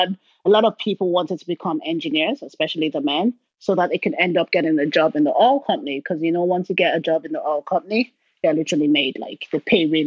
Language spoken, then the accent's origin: English; Port Harcourt, Rivers State, Nigeria; Down south, called River State. The city is called Port Harcourt, and that's where all the oil companies were all based.